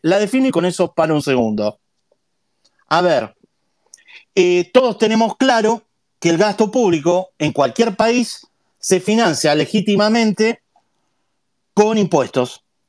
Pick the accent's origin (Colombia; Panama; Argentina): Argentina